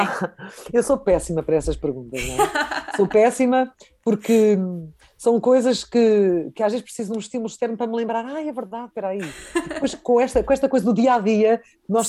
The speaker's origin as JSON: {"language": "Portuguese", "country": "Portugal", "said": "enquanto portuguesa"}